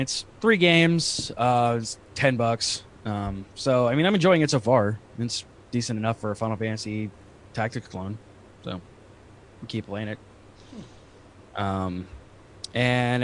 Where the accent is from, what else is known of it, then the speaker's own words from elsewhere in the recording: Ohio, United States; moved away as an adult; now in Florida, United States; I'm from Ohio, so I'm used to the cold, but I've been in Florida now for almost 10 years